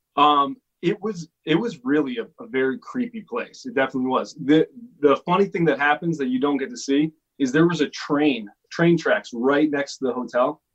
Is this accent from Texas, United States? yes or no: no; Connecticut, United States; now in Los Angeles, United States; I grew up in Connecticut